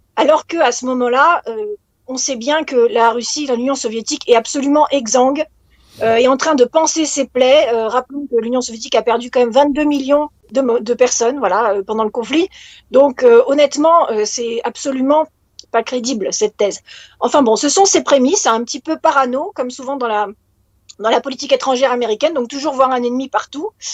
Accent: France; en tant que française

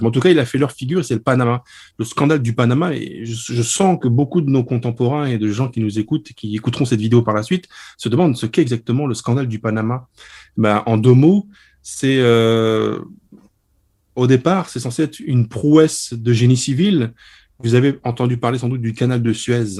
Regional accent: Lorraine, Grand Est, France; je suis lorrain

